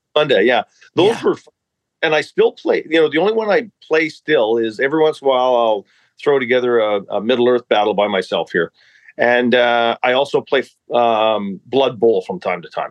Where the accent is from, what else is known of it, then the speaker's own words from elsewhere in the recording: Armstrong, British Columbia, Canada; also born or lived in Revelstoke, British Columbia; I grew up in British Columbia, yes, but I was born in uh, uh, a place uh, in the Rocky Mountains, and uh, it's called Revelstoke.